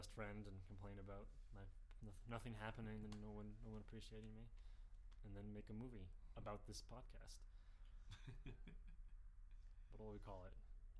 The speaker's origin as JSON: {"language": "English", "region": "Washington", "country": "United States", "tie": "born or raised there", "said": "I grew up in Washington."}